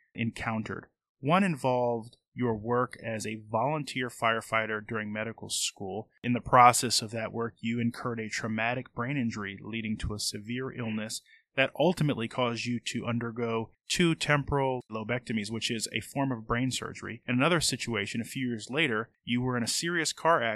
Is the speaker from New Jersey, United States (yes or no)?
yes; New Jersey, United States; moved away; also born or lived in Northeast Philadelphia; a native of New Jersey myself